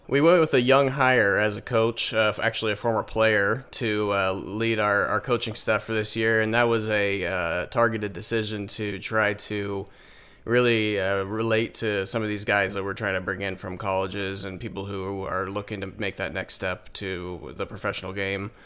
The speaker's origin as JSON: {"language": "English", "region": "Indiana", "country": "United States", "moved": "yes", "lives_now": "Michigan, United States", "said": "I'm actually from Indiana."}